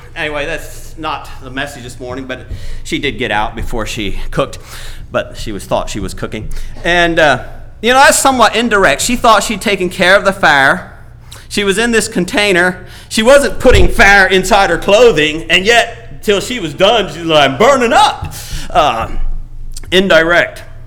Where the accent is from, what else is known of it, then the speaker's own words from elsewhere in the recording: Paraguay; moved away; I was born in Paraguay